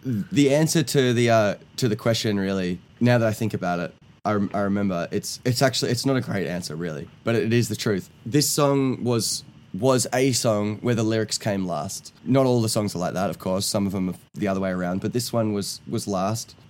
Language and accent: English; Australia; I'm from Australia.